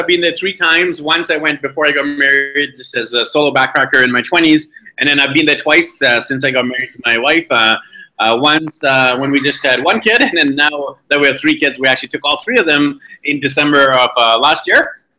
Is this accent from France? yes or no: no; Vancouver, British Columbia, Canada; moved away; I'm from Vancouver, BC, Canada, but here we are in Medellin, Colombia, traveling around with with my wife and three kids